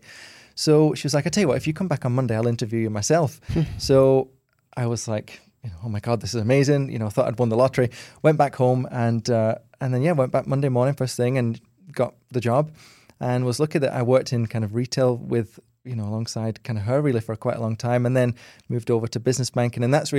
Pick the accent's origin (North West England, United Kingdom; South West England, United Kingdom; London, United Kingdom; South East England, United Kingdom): North West England, United Kingdom; Wigan; Yeah. So I grew up in Wigan, which is in between Manchester and Liverpool, literally bang smack in the middle of the two, with my two brothers and sister, and we grew up in kind of a little terrace house, didn't really have very much money